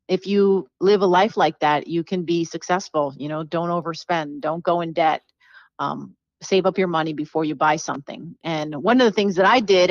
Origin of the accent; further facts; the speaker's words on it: New Jersey, United States; now in South Carolina, United States; I was born in New Jersey, and I'm the youngest of four children. My father was from Argentina, and my mother's from Puerto Rico. And so we grew up in New Jersey